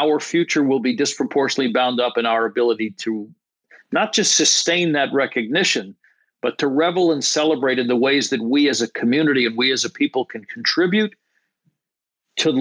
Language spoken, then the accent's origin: English; New York area, United States; I'm born and raised in the New York area